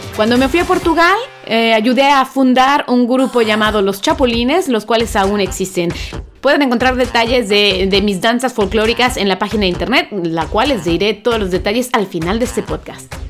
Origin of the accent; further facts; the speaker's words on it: Veracruz, Mexico; also born or lived in Mexico City / Coatzacoalcos; Nací en la Ciudad de México, pero muy pequeña me fui al puerto de Veracruz, por lo cual me denomino como jarocha y también chilanga.